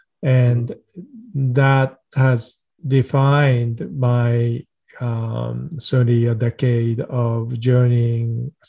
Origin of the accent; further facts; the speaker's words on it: Japan; also born or lived in Sweden; now in United States; I grew up non-religious. My father is a well-known research scientist. My mother was an educator. I was born in the United States, then spent some time in Sweden, and then Japan, and then back to U.S.